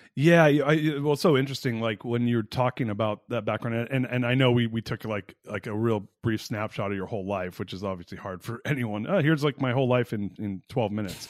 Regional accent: Orange County, Southern California, United States; now in Austin, United States; I'm from Southern California originally too. I grew up in Orange County

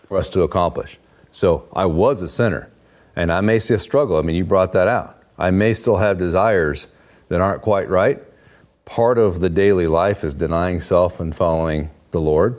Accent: Oregon, United States; moved away; I grew up in Oregon.

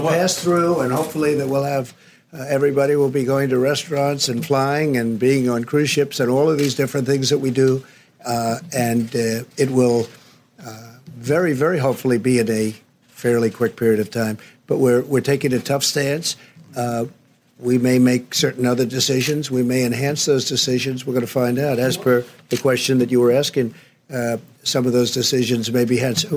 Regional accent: near New Rochelle, New York, United States; I grew up right near New Rochelle

